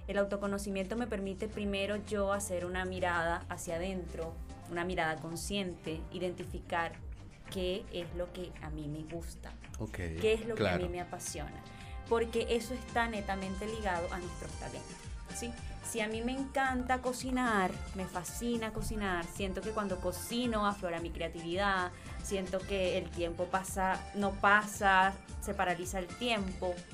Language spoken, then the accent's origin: Spanish; Venezuela; en el, colegio, en, en, bachillerato, en Venezuela